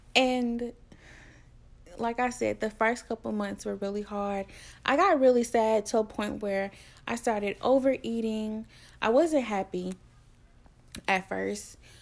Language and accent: English; Tuscaloosa, Alabama, United States; I'm from Tuscaloosa, Alabama.